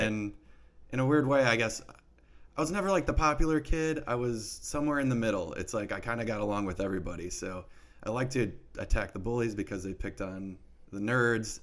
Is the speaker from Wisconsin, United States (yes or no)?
yes; Milwaukee, Wisconsin, United States; moved away; growing up in Milwaukee